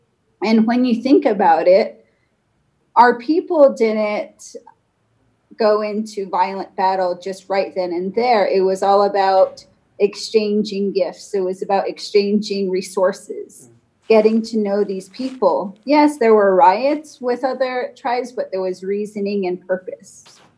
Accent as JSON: {"language": "English", "region": "Southwest", "country": "United States", "said": "from the Diné Nation, Navajo Nation."}